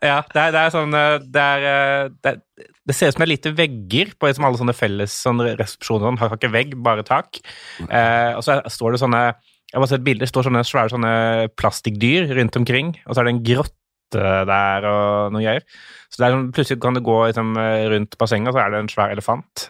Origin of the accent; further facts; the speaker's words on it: Mandal, Agder, Norway; accent: skarre-r; also born or lived in Tønsberg, Vestfold; Fordi jeg er jo født Jeg er fra Vestfold, Tønsberg. Og så flytta vi ganske kjapt til Mandal